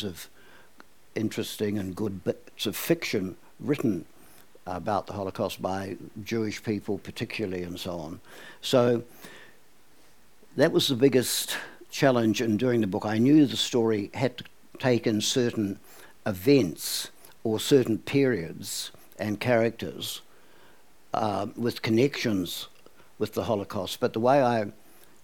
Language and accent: English; Auckland, New Zealand; when I was a kid growing up in Westmere